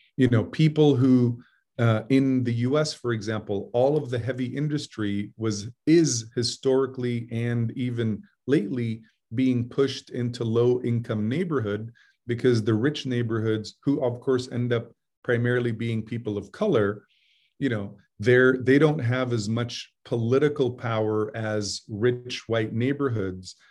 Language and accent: English; Jeddah, Makkah Province, Saudi Arabia; moved away; I grew up in Jeddah, which is on the Red Sea.